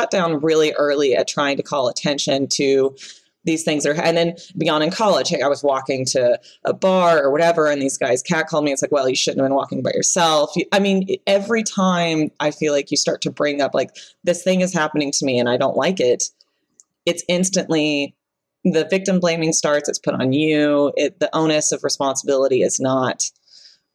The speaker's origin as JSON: {"language": "English", "region": "the Bible Belt", "country": "United States", "tie": "born or raised there", "said": "I grew up in the Bible Belt"}